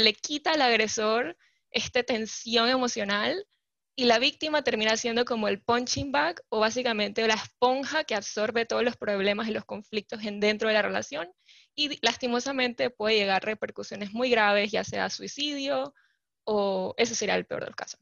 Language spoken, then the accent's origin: Spanish; Panama; also born or lived in California; soy panameña, vivo y resido actualmente en Panamá.